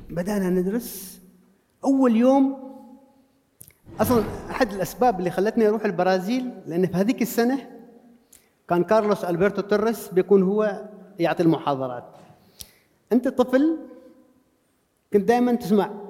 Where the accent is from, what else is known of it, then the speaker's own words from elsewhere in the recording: Sanaa, Amanat Al Asimah, Yemen; أنا واحد جاي من عمان من صنعاء